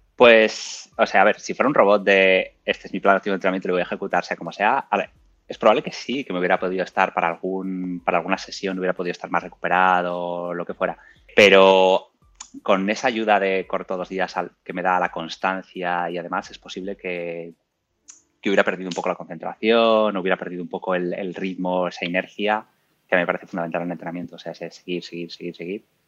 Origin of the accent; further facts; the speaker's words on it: Burgos, Castile and León, Spain; now in Madrid, Spain; tengo 34 años, soy de Burgos